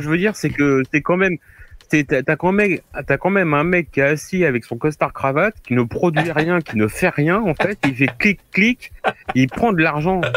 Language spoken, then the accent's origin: French; Normandy, France; chez moi, en Normandie